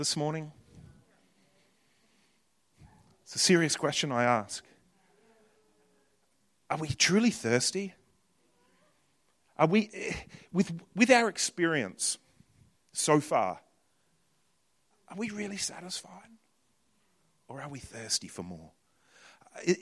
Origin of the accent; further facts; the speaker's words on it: New Zealand; I'm from New Zealand